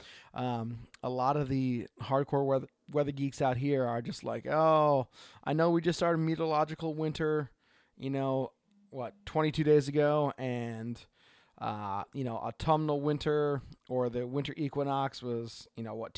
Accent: Oregon, United States; from Oregon.

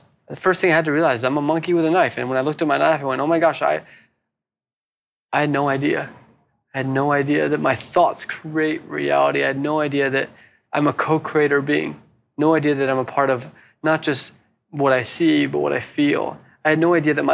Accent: Hawaii, United States; also born or lived in San Francisco, United States / Sydney, Australia; now in Byron Bay, Australia; I'm originally from Hawaii. It reminds me of my home, Hawaii.

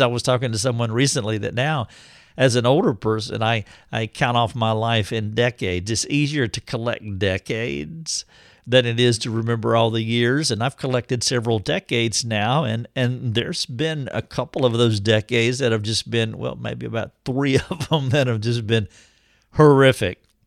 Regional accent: United States

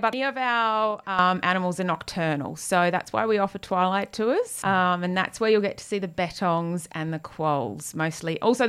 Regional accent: Queensland, Australia; moved away; I grew up in Queensland

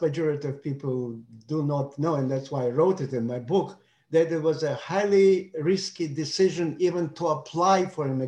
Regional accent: Odesa, Odesa Oblast, Ukraine; English is a second language; moved away as an adult; now in United States; I'm from Odessa.

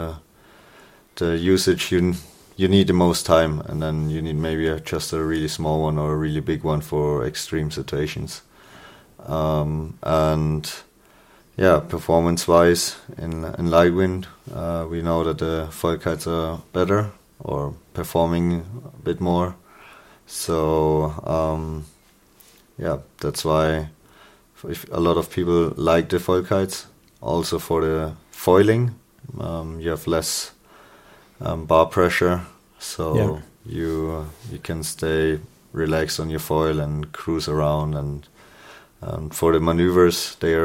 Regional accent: Germany; from Germany

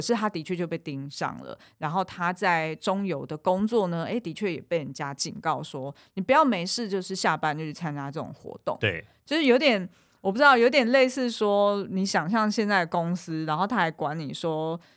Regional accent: Taiwan; 因为我小时候是在眷村成长

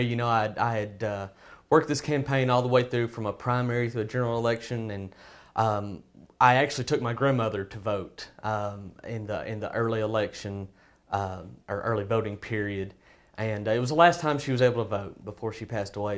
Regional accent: Hope, Arkansas, United States; I'm from Hope, Arkansas.

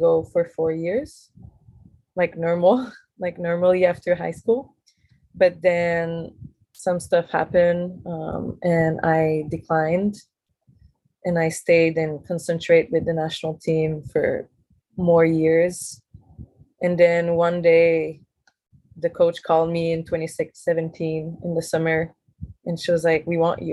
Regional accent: Montreal, Quebec, Canada; moved away as an adult; now in Hawaii, United States; So I come from Montreal, which is a big city.

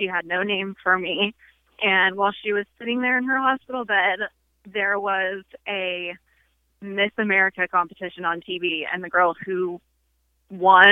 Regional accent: Hemet, California, United States; I grew up in California, in a tiny little town called Hemet

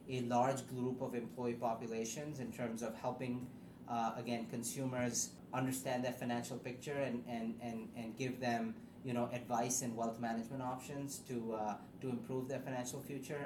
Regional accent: Pakistan; moved away; growing up in Pakistan

